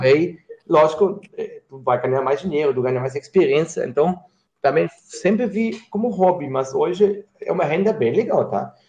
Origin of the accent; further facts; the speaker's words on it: Germany; Portuguese is a second language; moved away as an adult; also born or lived in Italy; now in Brazil; eu sou alemão